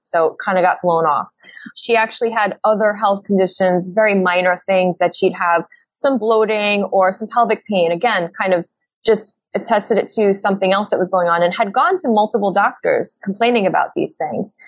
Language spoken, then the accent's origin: English; New York City, New York, United States; we're from Brooklyn